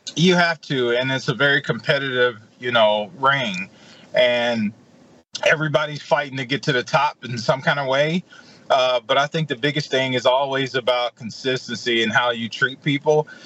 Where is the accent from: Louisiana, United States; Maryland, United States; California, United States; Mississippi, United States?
Mississippi, United States; Edwards; also born or lived in Jackson, Mississippi / Anchorage, Alaska; I'm from Edwards, Mississippi. I grew up on the farm.